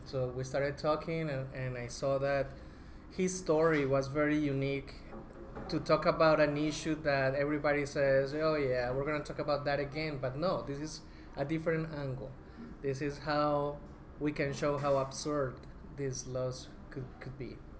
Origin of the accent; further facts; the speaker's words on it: Colombia; moved away as an adult; also born or lived in Bogota, Colombia; now in United States; I'm originally from Colombia